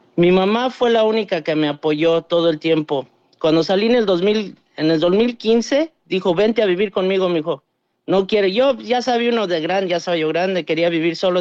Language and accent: Spanish; Dallas, Texas, United States; also born or lived in Mexico; crecí yo aquí en Dallas, pero pues mi corazón está allá en, en México